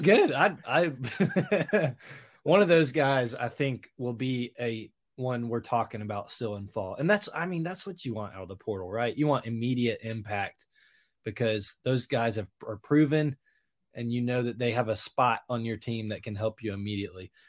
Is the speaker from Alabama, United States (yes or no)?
yes; Hoover, Alabama, United States; I grew up in Hoover